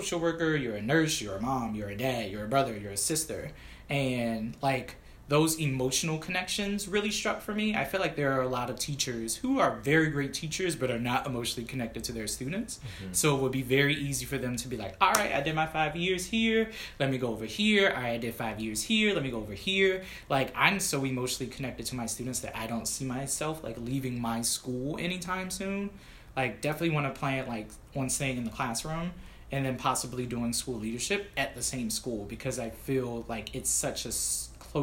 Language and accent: English; Washington, District of Columbia, United States; moved away; also born or lived in Prince George's County, Maryland; I grew up in Southeast DC, which again is the reason why my family was like, nope, let's move to PG County.